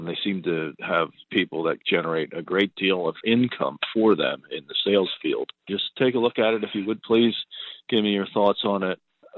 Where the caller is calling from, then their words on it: Pennsylvania, United States; I'm from Pennsylvania